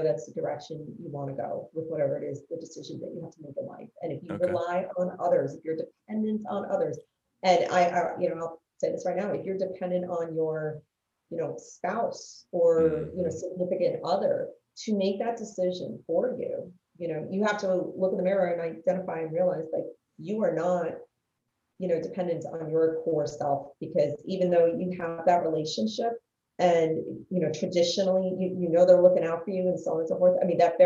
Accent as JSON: {"language": "English", "region": "New Jersey", "country": "United States", "tie": "born or raised there", "said": "growing up in the North Jersey area"}